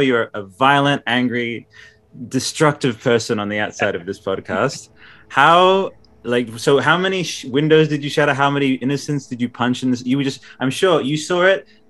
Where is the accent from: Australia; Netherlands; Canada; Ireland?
Australia; I'm Australian